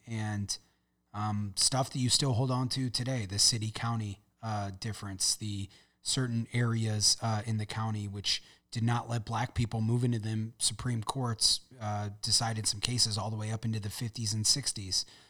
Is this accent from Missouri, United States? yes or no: yes; St. Louis, Missouri, United States; I'm from the city. I'm from South City